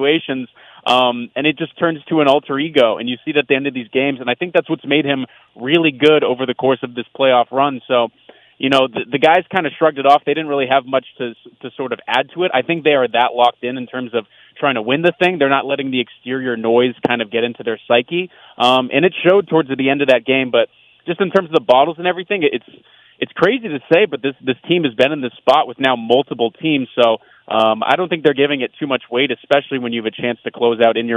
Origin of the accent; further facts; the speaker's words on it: Florida, United States; moved away; growing up in Florida